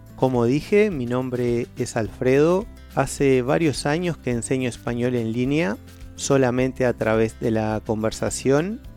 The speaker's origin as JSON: {"language": "Spanish", "country": "Uruguay", "said": "soy de Uruguay un pequeño país en Sudamérica entre dos gigantes, Argentina y Brasil."}